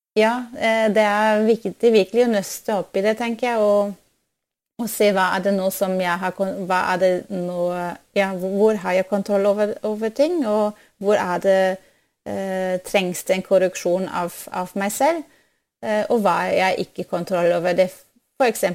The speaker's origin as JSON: {"language": "Norwegian", "country": "Germany", "second_language": "Norwegian", "moved": "yes", "lives_now": "Norway", "said": "Jeg er opprinnelig fra, fra Tyskland, og så når jeg kom til, eh, til Norge"}